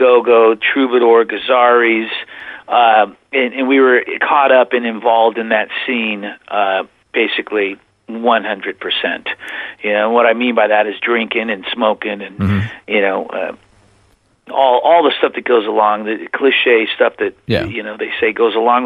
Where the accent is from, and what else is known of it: Whittier, California, United States; born or raised there; moved away as an adult; also born or lived in Oklahoma; now in Plymouth, United States